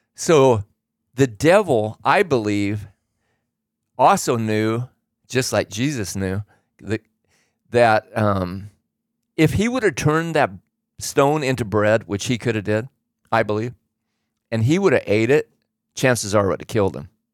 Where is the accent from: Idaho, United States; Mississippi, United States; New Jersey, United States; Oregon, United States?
Oregon, United States; I grew up in Oregon